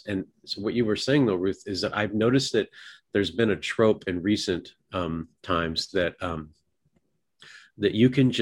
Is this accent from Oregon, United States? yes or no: yes; Oregon, United States; now in Texas, United States; I grew up in an earthquake area. I moved from Oregon.